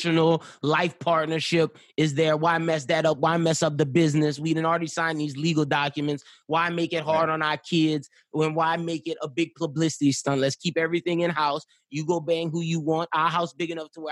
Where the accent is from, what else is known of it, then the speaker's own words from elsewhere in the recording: Louisiana, United States; being that I'm from Louisiana